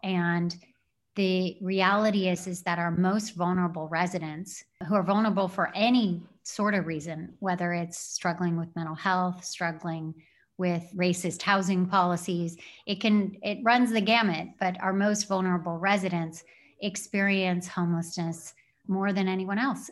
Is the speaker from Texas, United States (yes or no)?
no; Sierra Madre, California, United States; I grew up until ninth grade in Sierra Madre in the San Gabriel Valley